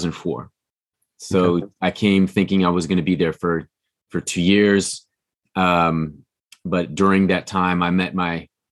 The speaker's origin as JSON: {"language": "English", "town": "Kansas City", "region": "Missouri", "country": "United States", "tie": "born or raised there", "also_born_or_lived": "Kyushu, Japan / Barcelona, Spain / Los Angeles / San Francisco", "moved": "as an adult", "lives_now": "Japan", "said": "my hometown in Kansas City, yep. where I'm from"}